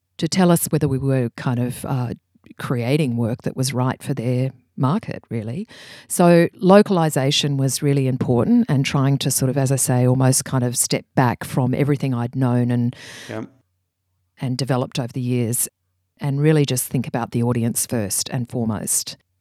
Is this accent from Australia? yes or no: yes; Brisbane, Queensland, Australia; I grew up in Brisbane, and that's where I worked